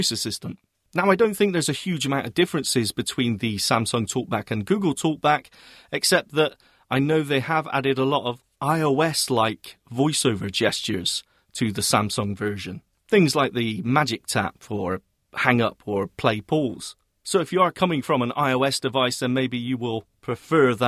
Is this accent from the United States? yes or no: no; United Kingdom; I'm British